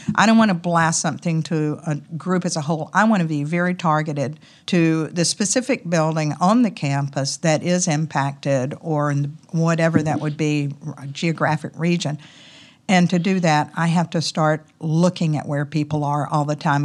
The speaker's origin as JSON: {"language": "English", "region": "the South", "country": "United States", "accent": "Southern", "said": "my Southern accent"}